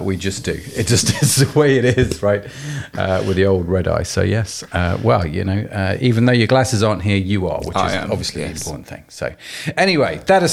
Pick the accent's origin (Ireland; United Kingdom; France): United Kingdom; we're British